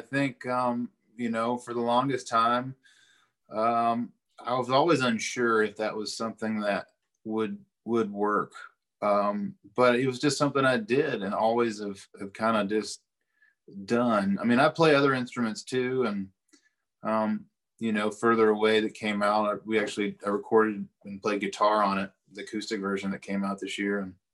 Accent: Eastern Kentucky, United States; growing up in Eastern Kentucky

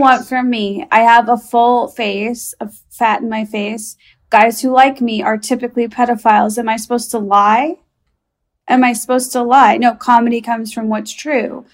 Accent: Chicago, Illinois, United States; I'm from Chicago

